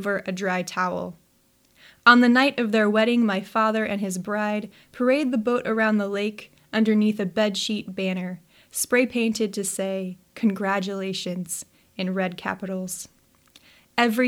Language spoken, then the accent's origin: English; Nebraska, United States; moved away as an adult; now in Pacific Northwest, United States; when I come back to Nebraska